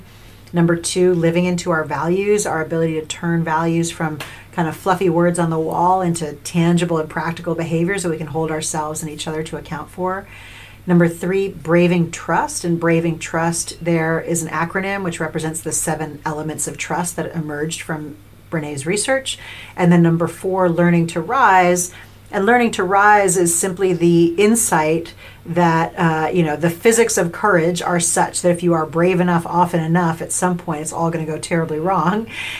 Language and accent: English; New York, United States; maybe a little cynical, like I'm from New York, but I didn't go in like sulky